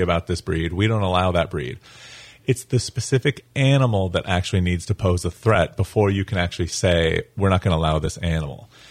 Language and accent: English; Colorado, United States; moved away as an adult; now in St. Augustine, United States; I'm originally from Colorado, but I've been in Florida for about 11 years now